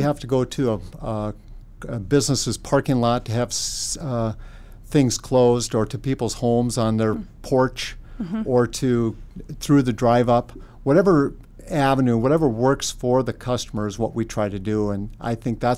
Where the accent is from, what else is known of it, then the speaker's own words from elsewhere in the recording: Linton, North Dakota, United States; I grew up in Linton, a small community in south central North Dakota